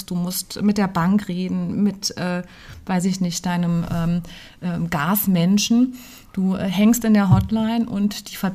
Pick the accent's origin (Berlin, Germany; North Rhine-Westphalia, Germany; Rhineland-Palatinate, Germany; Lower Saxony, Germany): Rhineland-Palatinate, Germany; Idar-Oberstein; also born or lived in Vienna; ich stamme aus Ida Oberstein, Schmuck- und Edelsteinstadt.